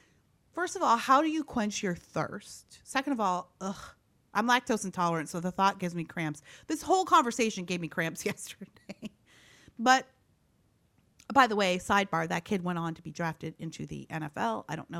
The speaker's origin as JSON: {"language": "English", "region": "Midwest", "country": "United States", "said": "I'm from the Midwest, and I've never drank that much milk."}